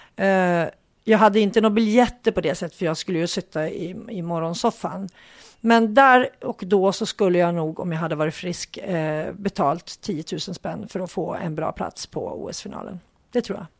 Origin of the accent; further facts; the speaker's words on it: Hudiksvall, Gävleborg County, Sweden; vi hälsingar, jag kommer ju från Hudik och det ligger i Hälsingland